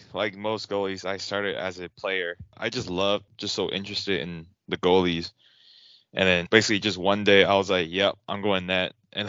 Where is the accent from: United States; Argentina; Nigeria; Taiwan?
Taiwan; Taipei; born or raised there; English is a second language; also born or lived in Vancouver, Canada